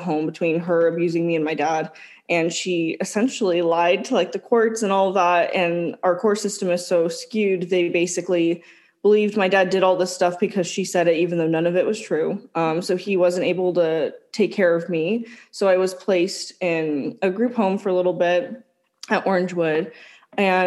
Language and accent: English; California, United States; we are from California.